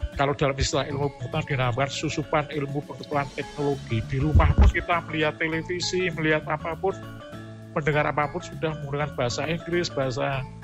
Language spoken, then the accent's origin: Indonesian; Java, Indonesia; saya yang lahir di Jawa, besar di Jawa